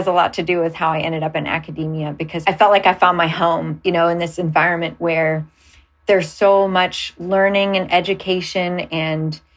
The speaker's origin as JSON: {"language": "English", "town": "Cleveland", "region": "Ohio", "country": "United States", "moved": "yes", "said": "I'm from Cleveland, Ohio originally."}